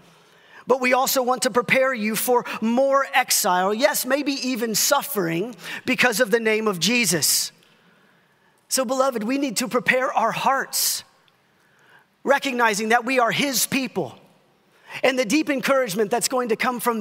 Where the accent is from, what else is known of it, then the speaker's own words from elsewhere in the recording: Dallas-Fort Worth area, Texas, United States; a pastor growing up in the Dallas-Fort Worth area